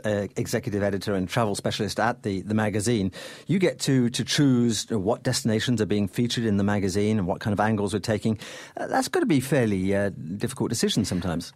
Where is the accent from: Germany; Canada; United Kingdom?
Canada; as a Canadian